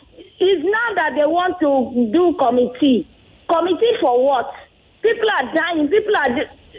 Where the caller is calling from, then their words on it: Agbado, Lagos, Nigeria; I'm calling from Agbado.